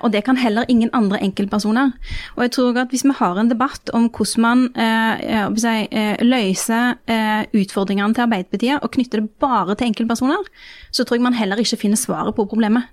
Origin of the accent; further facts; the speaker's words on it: Rogaland, Norway; heimfylket mitt